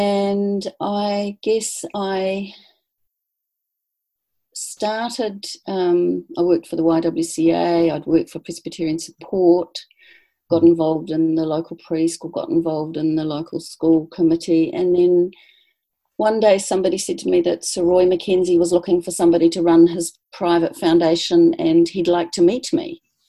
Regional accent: New Zealand; moved away as an adult; So I was about 26 or 27, I think, when we landed in London, and realizing that we weren't actually British.

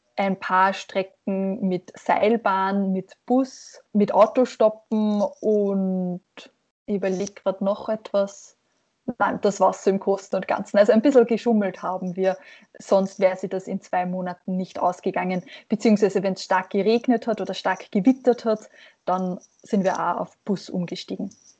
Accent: Hafnerbach, Lower Austria, Austria; von meinem Heimatort Hafnerbach in Niederösterreich

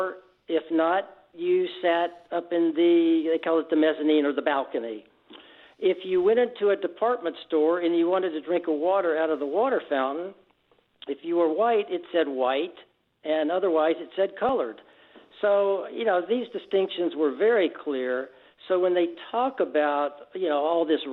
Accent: Birmingham, Alabama, United States; moved away as an adult; also born or lived in Texas / Houston; now in San Diego, United States; I grew up in Alabama. I went through high school in Birmingham

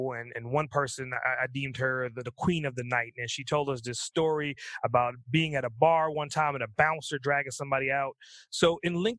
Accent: New York City, New York, United States; now in Atlanta, United States; I'm originally from Brooklyn.

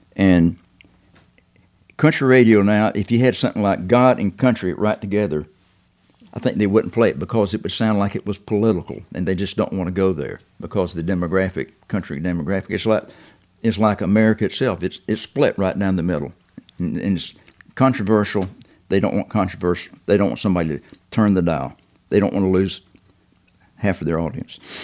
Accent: the South, United States; being a Southerner

